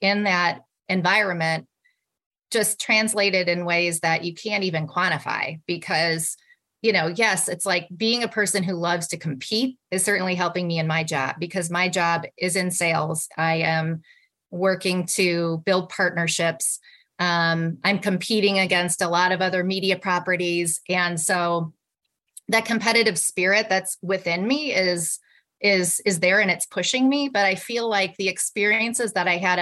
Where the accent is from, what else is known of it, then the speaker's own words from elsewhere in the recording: a small town north of Milwaukee, Wisconsin, United States; moved away; I grew up in Wisconsin. I grew up in a small town north of Milwaukee